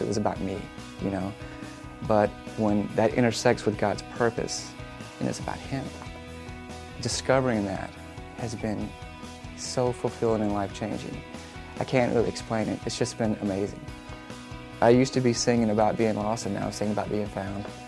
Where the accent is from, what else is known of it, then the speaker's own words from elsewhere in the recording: Montgomery, Alabama, United States; I grew up in Montgomery